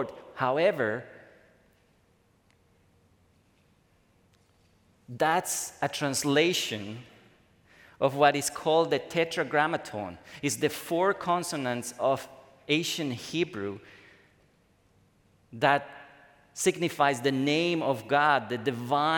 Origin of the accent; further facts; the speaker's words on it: Bolivia; now in United States; in my home country, the place where I come from, Bolivia